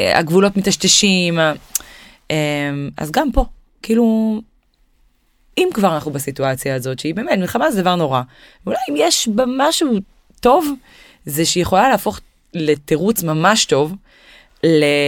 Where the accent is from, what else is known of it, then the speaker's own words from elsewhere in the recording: Israel; אנחנו ישראלים